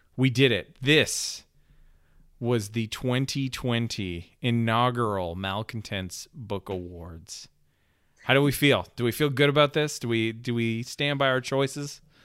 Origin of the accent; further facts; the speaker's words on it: Canada; I'm a Canadian